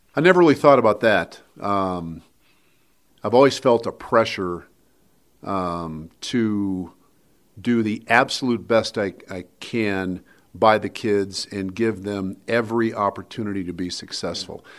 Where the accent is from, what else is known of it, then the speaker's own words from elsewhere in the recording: Wheat Ridge, Colorado, United States; living in the same house that I grew up in in Wheat Ridge